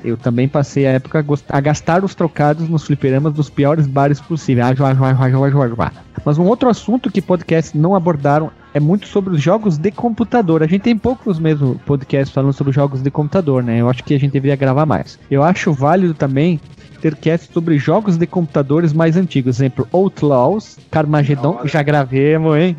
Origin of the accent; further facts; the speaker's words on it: South Region, Brazil; eu sou do Sul também